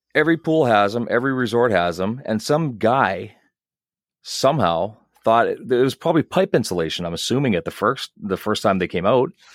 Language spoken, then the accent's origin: English; Dauphin, Manitoba, Canada; I grew up in Dauphin